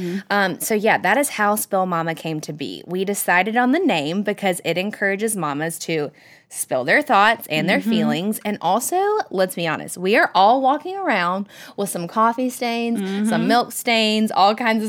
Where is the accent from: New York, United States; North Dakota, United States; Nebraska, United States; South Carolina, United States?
South Carolina, United States; Greenville; born and raised in Greenville.